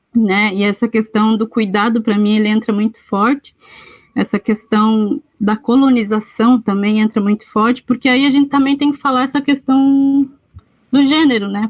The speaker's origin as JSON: {"language": "Portuguese", "area": "Votouro Indigenous Land", "region": "Rio Grande do Sul", "country": "Brazil", "tie": "born or raised there", "moved": "yes", "said": "eu sou indígena caingangue, pertenço ao território indígena do Votouro, a terra indígena Votouro, né, onde eu nasci, me criei"}